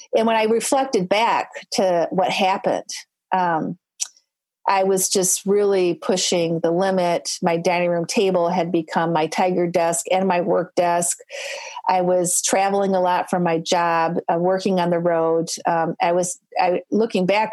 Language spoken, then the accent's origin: English; Michigan, United States; I'm from Michigan.